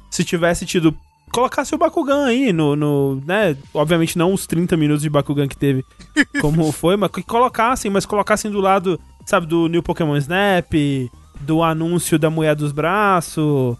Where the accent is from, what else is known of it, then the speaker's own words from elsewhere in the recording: Brazil; sou brasileiro